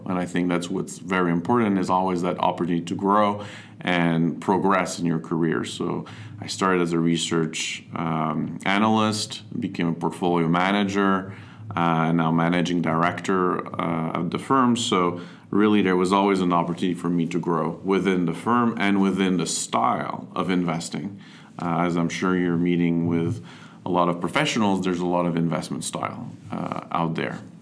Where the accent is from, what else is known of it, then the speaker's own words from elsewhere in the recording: Montreal, Quebec, Canada; I'm originally from Montreal. Uh, grew up here, went to school in French uh, in Montreal.